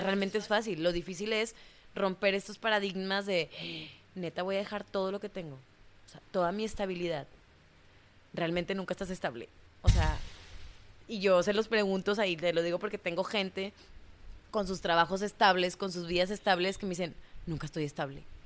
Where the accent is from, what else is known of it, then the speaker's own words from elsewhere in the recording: Monterrey, Nuevo León, Mexico; moved away as an adult; also born or lived in Mexico City / Cancún; cuando yo salí de Monterrey, que me fui a, a Ciudad de México